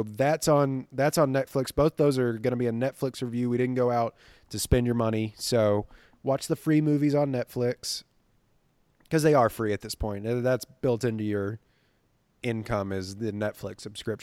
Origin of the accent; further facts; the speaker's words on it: Livingston, Texas, United States; moved away; my hometown of Livingston, Texas.